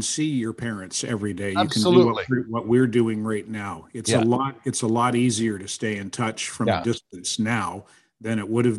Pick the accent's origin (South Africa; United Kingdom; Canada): Canada; the Maritimes; now in Montreal, Canada; that's because I'm from the Maritimes. That's because I'm from a place where you do say good morning.